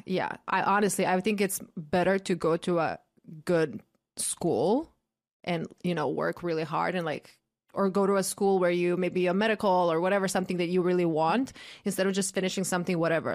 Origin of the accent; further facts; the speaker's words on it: Croatia; moved away; I grew up in Croatia